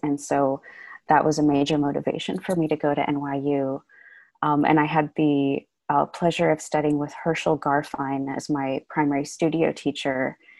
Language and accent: English; San Francisco, California, United States; also born or lived in Sag Harbor, New York; I was born and raised in San Francisco, but I actually spent a large portion of my upbringing in Sag Harbor, which is on the east end of Long Island.